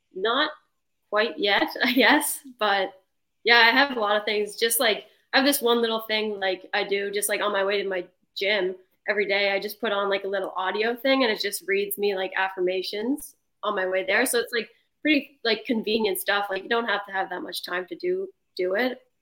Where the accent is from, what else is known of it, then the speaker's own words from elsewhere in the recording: Prince Edward Island, Canada; also born or lived in Souris (ASR 'Surrey'), Prince Edward Island; I just stayed here. I played midget AAA growing up